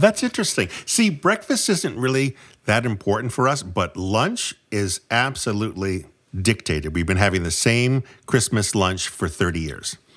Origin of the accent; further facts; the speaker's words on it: New England, United States; I'm from New England